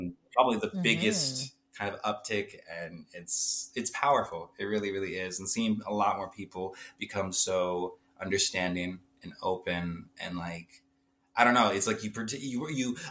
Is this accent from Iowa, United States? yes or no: yes; Humboldt, Iowa, United States; moved away as an adult; now in South Dakota, United States; I basically grew up in this small town in Iowa, Humble